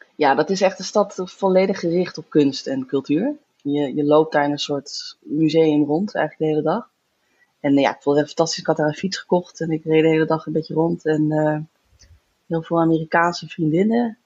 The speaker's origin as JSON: {"language": "Dutch", "area": "near Zandvoort", "region": "North Holland", "country": "Netherlands", "also_born_or_lived": "Groningen / Den Bosch / Florence", "moved": "as an adult", "lives_now": "Utrecht, Netherlands", "said": "ik kom uit de buurt van Zandvoort"}